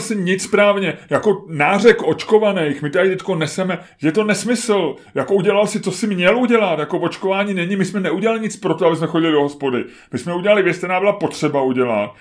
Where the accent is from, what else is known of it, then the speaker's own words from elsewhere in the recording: Czechia; jsme prostě jako spořádaný Češi